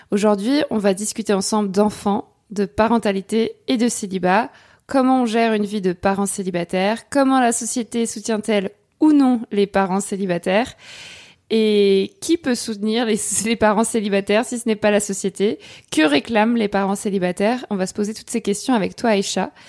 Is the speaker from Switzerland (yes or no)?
no; France; also born or lived in Cherbourg, France; Je me définis comme une femme cisgenre, célibataire, pansexuelle, française, blanche, jeune, mince, valide et athée.